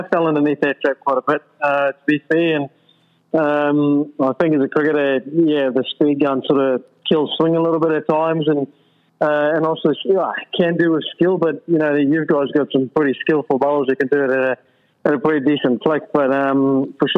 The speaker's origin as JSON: {"language": "English", "country": "South Africa", "tie": "born or raised there", "said": "growing up in South Africa"}